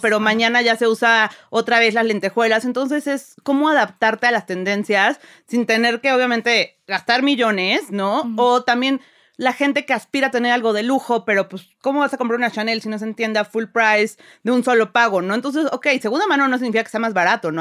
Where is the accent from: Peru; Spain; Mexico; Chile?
Mexico; Puebla; also born or lived in Milan / London; yo soy de Puebla